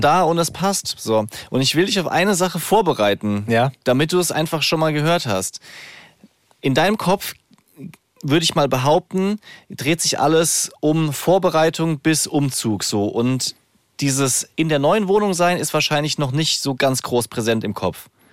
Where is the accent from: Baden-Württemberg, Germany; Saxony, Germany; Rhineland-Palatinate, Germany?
Rhineland-Palatinate, Germany; accent: Palatine; now in Frankfurt, Germany; ich würde gerne hessisch oder pfälzisch, wo ich aufgewachsen bin, fließender sprechen